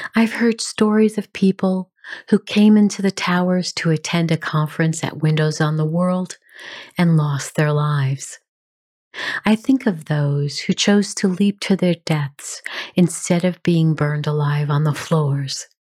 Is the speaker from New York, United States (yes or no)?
yes; New York City, New York, United States; I grew up in New York City, and I have a great affinity for that city